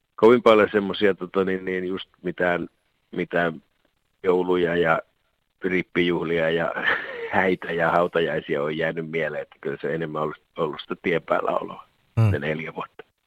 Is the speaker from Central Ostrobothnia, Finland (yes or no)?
no; Alavus, South Ostrobothnia, Finland; nyt ollaan kumpikin alavuudelta kotoisin